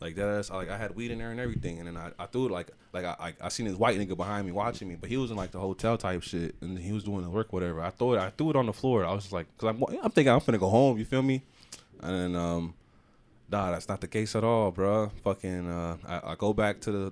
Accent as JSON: {"language": "English", "region": "Florida", "country": "United States", "said": "I'm from Florida"}